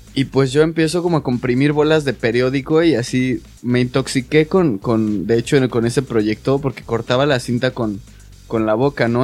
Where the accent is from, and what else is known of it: Mexico